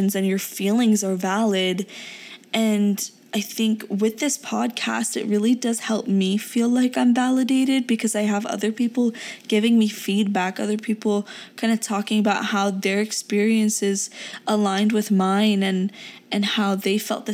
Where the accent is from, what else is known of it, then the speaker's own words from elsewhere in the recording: United States; English is a second language; also born or lived in Pakistan; I was born in Pakistan and moved here when I was around 6.5 to 7 years old